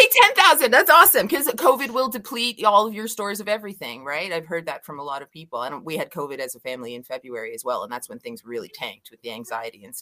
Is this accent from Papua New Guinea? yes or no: no; Scotland, United Kingdom; I'm Scottish